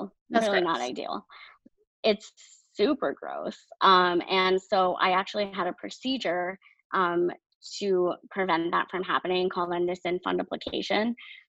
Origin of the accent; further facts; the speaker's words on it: New Hampshire, United States; born there; And I was born in New Hampshire.